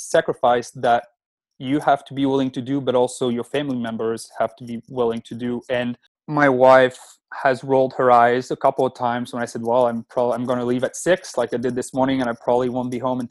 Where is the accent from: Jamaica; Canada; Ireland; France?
France; moved away as an adult; now in United States; I'm originally from France, and I moved to the States 11 years ago